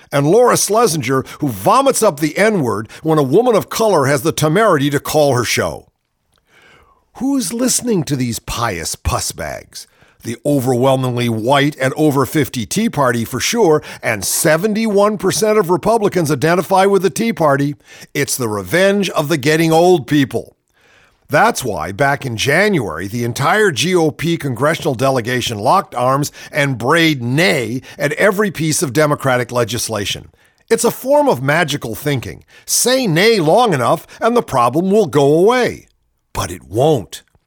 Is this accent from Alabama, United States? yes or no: no; Ohio, United States; From my home state, oh, just just makes me so embarrassed to be a Buckeye